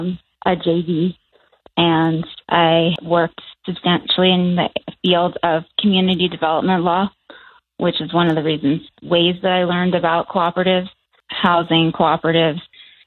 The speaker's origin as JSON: {"language": "English", "region": "a town an hour from New York City", "country": "United States", "tie": "born or raised there", "moved": "yes", "lives_now": "New Mexico, United States", "said": "I live in New Mexico now, just to be clear. But I grew up in a town an hour from New York City called Austining, and it actually has a, I'm not Native, just to be clear."}